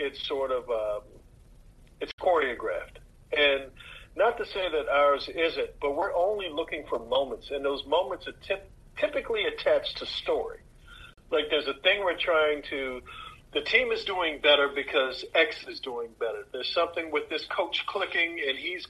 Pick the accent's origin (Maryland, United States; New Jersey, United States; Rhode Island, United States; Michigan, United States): Maryland, United States; I'm from Maryland, and I can tell Maryland accents